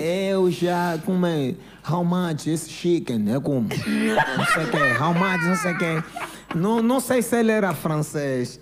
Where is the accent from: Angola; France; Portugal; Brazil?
Angola; Luanda, Luanda Province; also born or lived in Benfica, Luanda; eu cresci na Manga, nasci na Manga, depois fui viver no Benfica